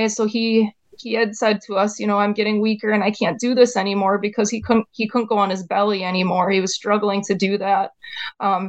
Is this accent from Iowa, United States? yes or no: no; Wisconsin, United States; we're from Wisconsin